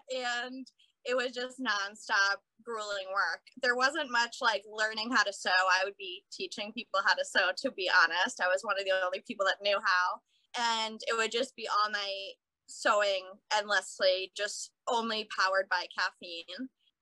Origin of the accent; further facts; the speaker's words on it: Cape Cod, Massachusetts, United States; moved away as an adult; also born or lived in Boston; now in Brooklyn, United States; Originally, I'm from Cape Cod, Massachusetts, so I grew up on the beach, and I've been in Brooklyn for about 6 years now